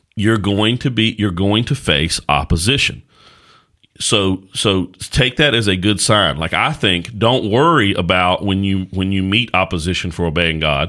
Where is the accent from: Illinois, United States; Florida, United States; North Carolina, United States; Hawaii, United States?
North Carolina, United States; Caswell County; also born or lived in Danville, Virginia; I was born and raised in Caswell County, North Carolina